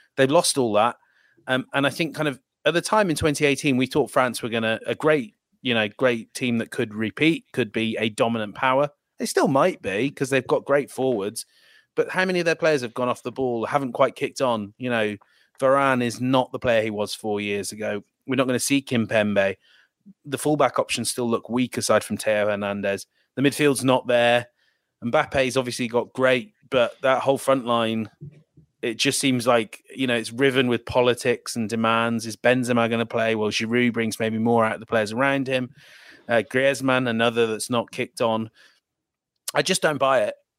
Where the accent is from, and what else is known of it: England, United Kingdom